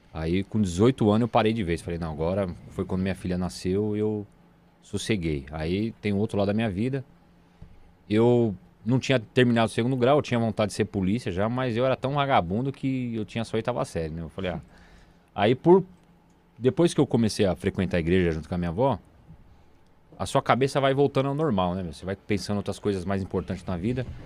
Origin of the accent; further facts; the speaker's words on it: São Paulo, Brazil; Sim, nasci em São Paulo. Moro desde que eu nasci na freguesia do O, no mesmo bairro, na mesma rua, não, nunca saí